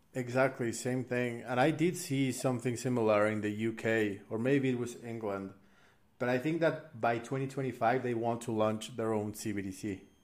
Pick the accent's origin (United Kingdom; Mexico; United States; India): Mexico; I'm I'm from Mexico